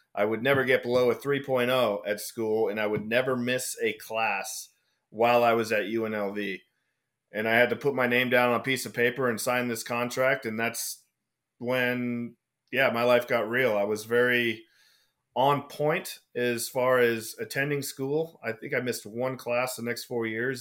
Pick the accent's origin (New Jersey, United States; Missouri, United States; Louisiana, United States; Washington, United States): Washington, United States; moved away as an adult; also born or lived in Oregon / Las Vegas; we grew up in Washington